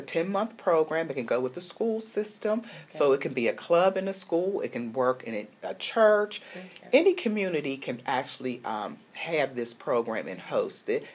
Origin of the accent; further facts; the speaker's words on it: Pittsburgh, Pennsylvania, United States; moved away; Pittsburgh, which is my hometown